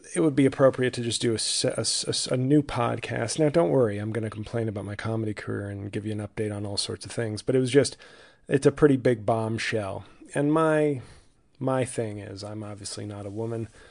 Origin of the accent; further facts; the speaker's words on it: New York, United States; now in New Jersey, United States; I live in Jersey. I'm from New York.